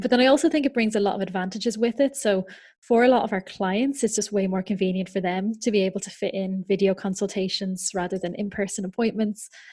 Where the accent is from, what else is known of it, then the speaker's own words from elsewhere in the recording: Ireland; now in United Kingdom; I'm from Ireland, um, so I'm registered in Ireland as well as in the U K. I currently live over in the U K